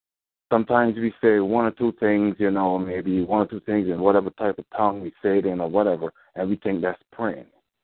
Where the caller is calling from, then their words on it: Chicago, Illinois, United States; I'm calling from Chicago.